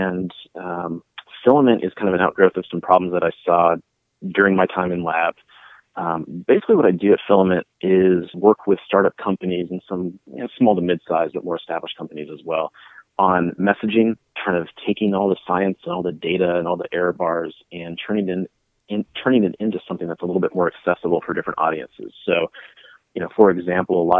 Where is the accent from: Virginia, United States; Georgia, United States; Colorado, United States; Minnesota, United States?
Colorado, United States; now in Nashville, United States; I'm from Colorado